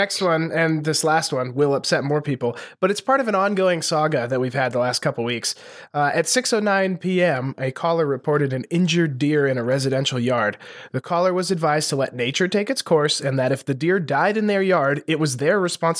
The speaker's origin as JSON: {"language": "English", "town": "Lewistown", "region": "Montana", "country": "United States", "tie": "born or raised there", "moved": "yes", "said": "every episode we get a police blotter from my hometown newspaper"}